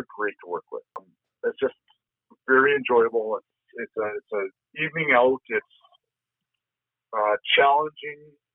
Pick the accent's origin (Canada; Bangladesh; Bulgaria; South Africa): Canada; I'm Canadian